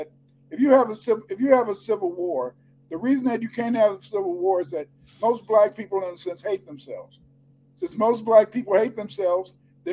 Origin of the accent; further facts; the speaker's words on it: Chicago, Illinois, United States; I grew up in Chicago